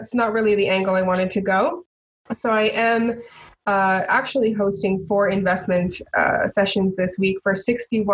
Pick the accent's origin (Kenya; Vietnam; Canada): Canada; Edmonton, Alberta; I was born and raised here in Edmonton on the south side